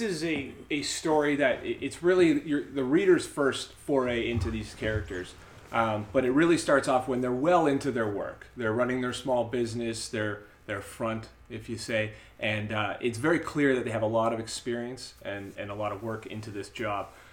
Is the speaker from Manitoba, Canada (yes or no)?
yes; Winnipeg, Manitoba, Canada; we're from Winnipeg.